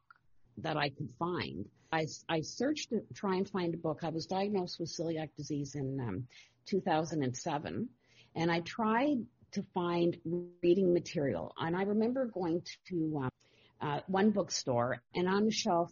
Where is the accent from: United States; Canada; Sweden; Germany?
Canada; Toronto, Ontario; now in North Bay, Canada; I was born and raised in Toronto, but we moved to North Bay in the early 70s.